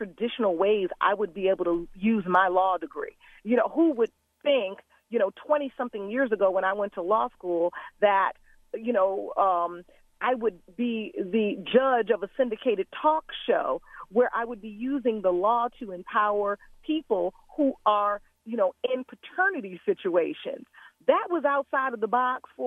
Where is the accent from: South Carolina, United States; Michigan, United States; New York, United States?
Michigan, United States; Detroit; I grew up in Detroit, Michigan